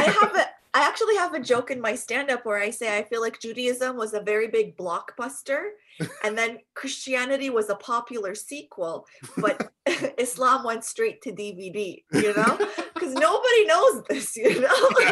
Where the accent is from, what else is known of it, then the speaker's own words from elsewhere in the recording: Jordan; now in Canada; I'm from uh, Jordan. I was born and raised in Jordan